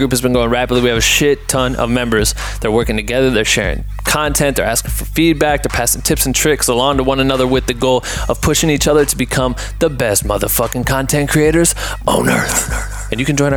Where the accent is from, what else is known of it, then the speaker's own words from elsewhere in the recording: Iowa, United States; from my home state of Iowa